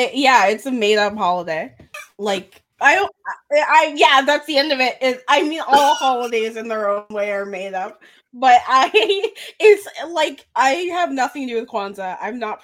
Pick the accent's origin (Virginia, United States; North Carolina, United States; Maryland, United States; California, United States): Maryland, United States; I'm from Maryland. Like, I'm just, you know, your regular American guy.